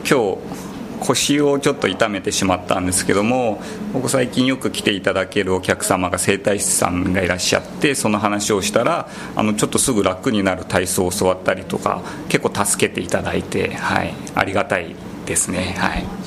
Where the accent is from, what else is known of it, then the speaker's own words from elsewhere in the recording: Saitama, Japan; moved away as an adult; also born or lived in Nagano Prefecture; 出身はですね僕埼玉県なんです